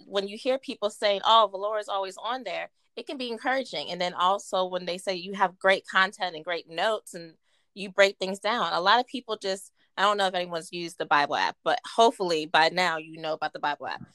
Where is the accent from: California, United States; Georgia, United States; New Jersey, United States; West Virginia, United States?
West Virginia, United States; Martinsburg; I'm born and raised in Martinsburg, West Virginia